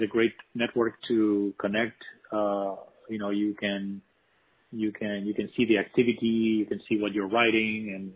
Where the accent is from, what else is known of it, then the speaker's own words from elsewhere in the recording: Spain; now in United States; I'm actually from Spain originally, although I've been here for many years.